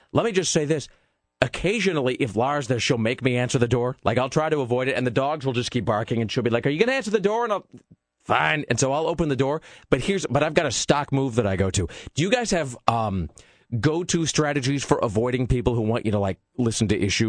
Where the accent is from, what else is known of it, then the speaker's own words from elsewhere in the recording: California, United States; I'm from California, actually, and, I'm here for like 7 days